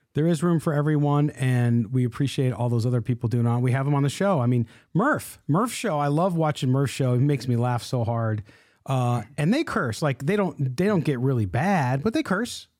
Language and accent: English; Chicago, Illinois, United States; moved away; I was from Chicago